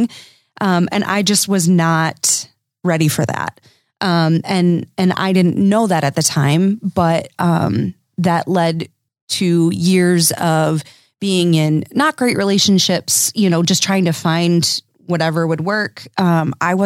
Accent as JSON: {"language": "English", "area": "Dutch enclaves", "region": "Michigan", "country": "United States", "said": "I come from Dutch enclaves"}